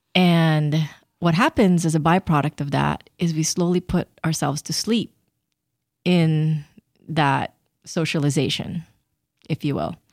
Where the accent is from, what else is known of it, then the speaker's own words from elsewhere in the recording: Philippines; And I grew up in the Philippines